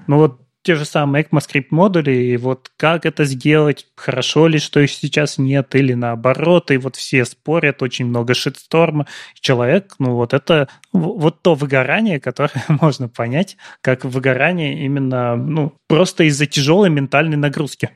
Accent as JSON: {"language": "Russian", "region": "Siberia", "country": "Russia", "said": "Я не из Питера, я из Сибири"}